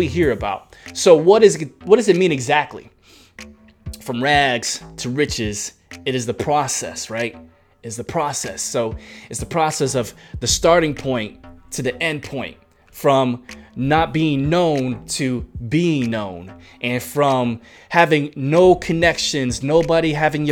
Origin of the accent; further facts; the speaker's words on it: New York, United States; moved away; I was raised in the Concrete Jungle, your boy's from New York